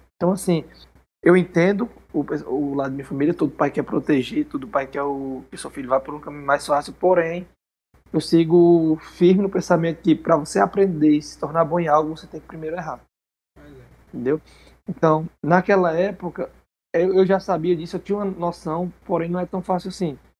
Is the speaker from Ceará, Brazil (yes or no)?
yes; interior of Ceará, Brazil; eu venho da cidade do interior do Ceará. Mas bem antes dessa cidade aqui, eu era de um sítio, uma vilazinha, que é o interior do interior.